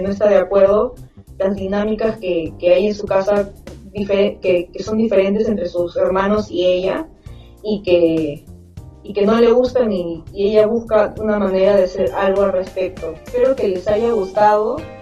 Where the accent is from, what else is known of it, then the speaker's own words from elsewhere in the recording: Lima, Peru; soy de Lima, Perú.